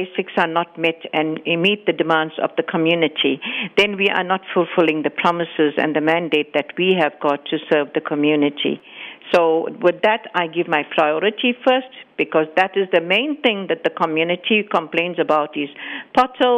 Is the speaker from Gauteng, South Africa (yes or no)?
no; KwaDukuza, KwaZulu-Natal, South Africa; born and brought up in KwaDukuza and living with the community for the years